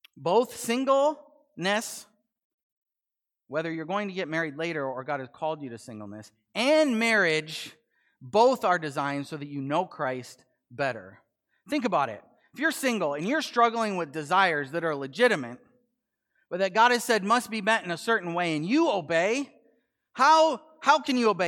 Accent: United States; I am an American

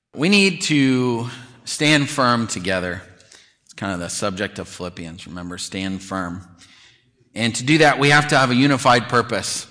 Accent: near Chicago, Illinois, United States; I grew up near Chicago

